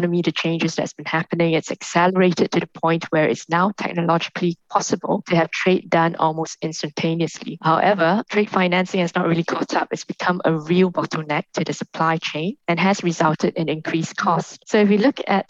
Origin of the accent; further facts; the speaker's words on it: Singapore; I'm a Singaporean. I grew up in a multicultural international trading hub